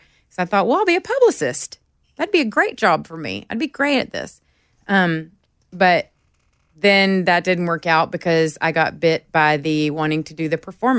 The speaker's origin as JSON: {"language": "English", "town": "Longview", "region": "Texas", "country": "United States", "tie": "born or raised there", "also_born_or_lived": "Houston", "said": "Longview, Texas is where I'm from. So Houston's where I was born. And then we moved up to Northeast Texas like when I was two."}